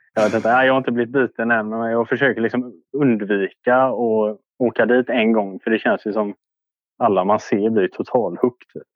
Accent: Orust, Västra Götaland, Sweden; Jag är från Orust.

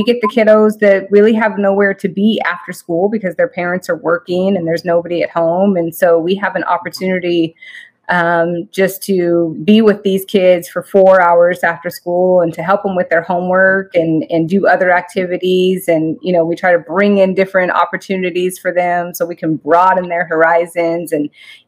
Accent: Redding, California, United States; also born or lived in Sacramento area; I grew up in Redding, which is north of Sacramento, and just had a wonderful upbringing.

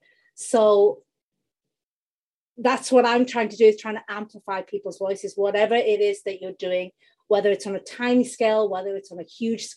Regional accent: United Kingdom; accent: UK; you can tell from my accent, I'm in the UK

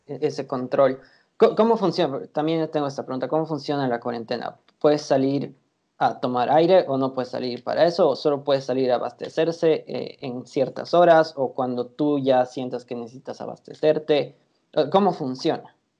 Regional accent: Bolivia; como latinos eh, y como bolivianos

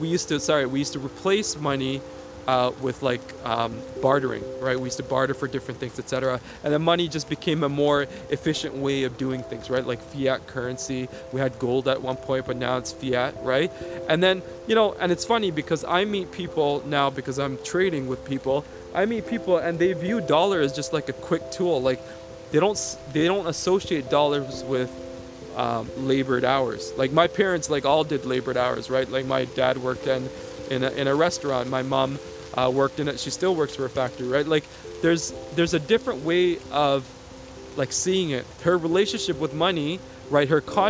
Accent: Sri Lanka; moved away; For some reason, like where I came from, like I came from Sri Lanka, and in Sri Lanka, you know, we always had land.

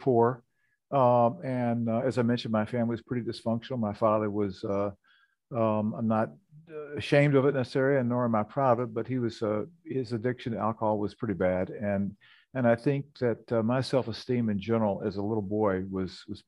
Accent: Memphis, Tennessee, United States; moved away as an adult; also born or lived in Minnesota; I grew up in Memphis, Tennessee

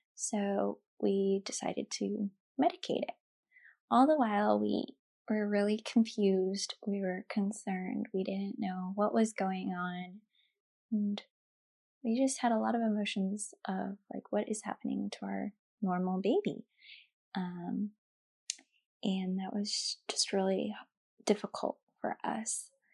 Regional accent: Utah, United States; moved away as an adult; now in San Diego, United States; We are originally from Utah, and we are currently stationed in San Diego, California.

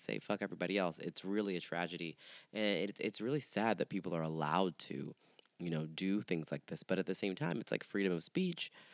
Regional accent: St. Petersburg, Florida, United States; moved away as an adult; also born or lived in Miami; now in Chicago, United States; I moved there from St. Pete, where I'm really where I'm born and raised, St. Petersburg area.

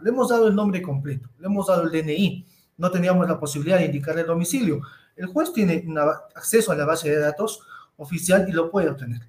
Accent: Cusco, Peru; todos somos peruanos, todos somos cusqueños

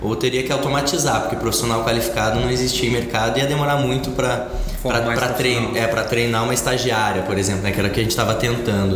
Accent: Curitiba, Paraná, Brazil; also born or lived in Porto Alegre; sou de Curitiba

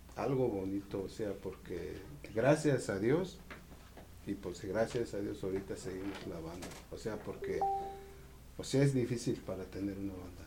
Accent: Michoacán, Mexico; now in Tijuana, Mexico; nosotros venimos de Michoacán

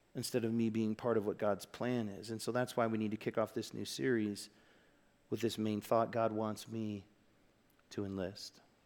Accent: Aurora, Illinois, United States; moved away; I'm from Aurora, Illinois

